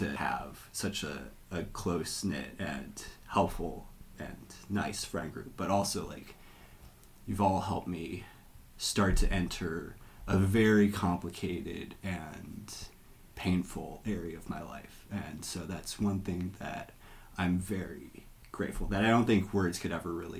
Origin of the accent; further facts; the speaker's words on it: Ohio, United States; Because, like, I came from Ohio, which is red state some of the time.